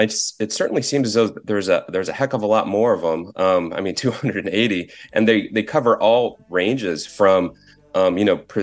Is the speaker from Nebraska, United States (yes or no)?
no; Central Valley, California, United States; growing up in the Central Valley